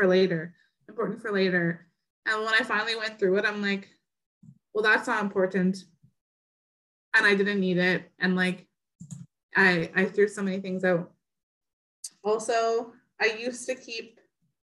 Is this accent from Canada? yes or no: yes; Northern Ontario, Canada; now in Southern Ontario, Canada; we live in Southern Ontario and we're from the North.